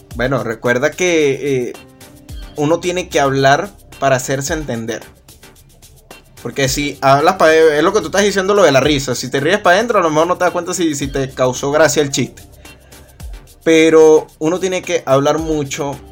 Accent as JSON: {"language": "Spanish", "town": "Caracas", "region": "Capital District", "country": "Venezuela", "tie": "born or raised there", "said": "Yo nací aquí en Caracas en el año 1997"}